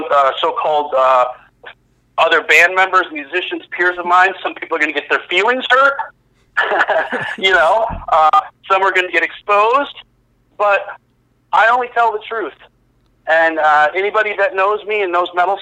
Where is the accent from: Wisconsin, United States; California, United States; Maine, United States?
Wisconsin, United States; Oshkosh; my hometown of Oshkosh, Wisconsin